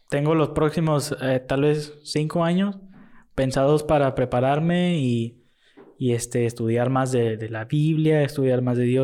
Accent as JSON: {"language": "Spanish", "town": "Matamoros", "region": "Tamaulipas", "country": "Mexico", "tie": "born there", "said": "En, no, aquí nací. Así, ¿Ah, aquí nací en Matamoros."}